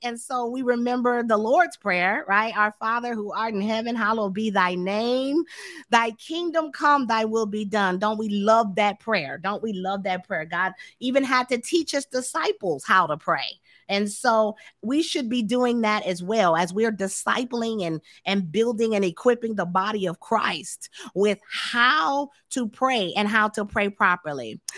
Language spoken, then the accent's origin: English; Tampa, Florida, United States; now in Dallas, United States; I'm from Florida too. So um, I was raised in Tampa, St. Petersburg area.